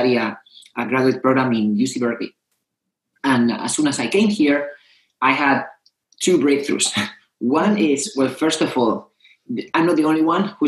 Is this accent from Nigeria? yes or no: no; Spain; moved away; also born or lived in Madrid; I come from Spain.